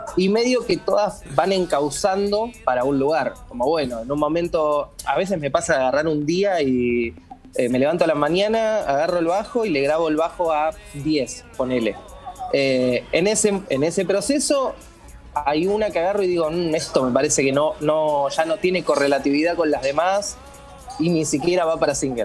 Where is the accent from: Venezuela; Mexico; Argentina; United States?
Argentina; General San Martín, Buenos Aires Province; yo soy de San Martín de casi al fondo